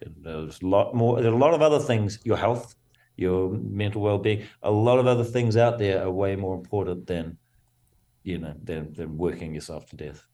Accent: New Zealand; I come from New Zealand, so very, it's a rugby mad nation

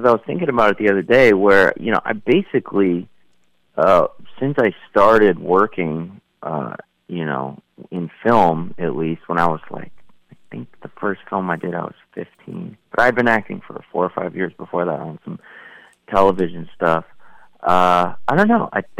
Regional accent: California, United States; also born or lived in New Mexico; I grew up in California and also New Mexico for several years, so I'm kind of went back and forth between the two

